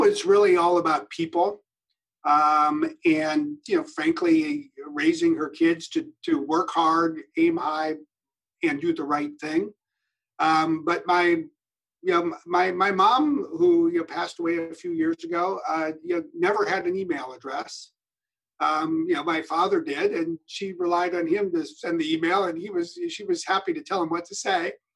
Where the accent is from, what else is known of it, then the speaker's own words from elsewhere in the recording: Wisconsin, United States; moved away; also born or lived in Geneva, Switzerland; I was from Wisconsin